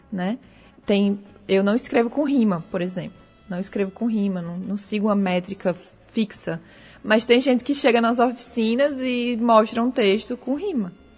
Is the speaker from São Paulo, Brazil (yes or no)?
no; Natal, Rio Grande do Norte, Brazil